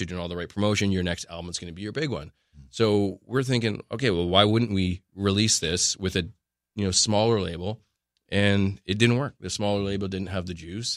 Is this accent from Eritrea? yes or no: no; Canada; we're Canadian.